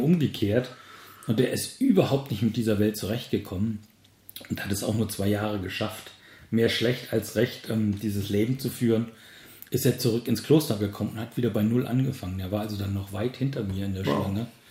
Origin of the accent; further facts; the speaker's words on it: Germany; moved away as an adult; ich bin nun mal in Deutschland geboren und groß geworden